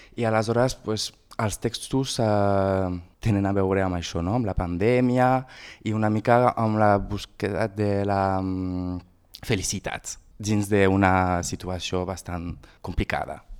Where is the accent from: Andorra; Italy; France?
France; Argelès-sur-Mer, Occitania; quan jo era petit, vivia a Argelès-sur-Mer